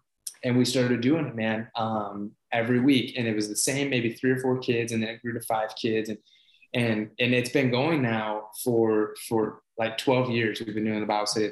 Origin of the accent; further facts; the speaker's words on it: Ohio, United States; I grew up in Ohio